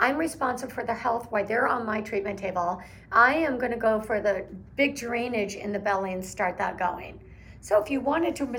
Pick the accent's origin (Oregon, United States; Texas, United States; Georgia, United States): Oregon, United States; I'm from Oregon